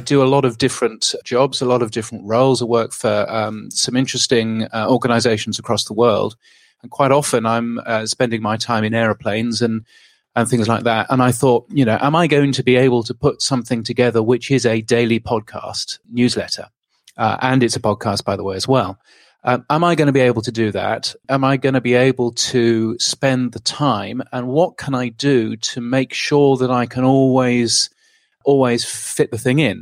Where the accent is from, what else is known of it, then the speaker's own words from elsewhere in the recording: United Kingdom; moved away as an adult; now in Australia; I'm a Brit, not, not an Aussie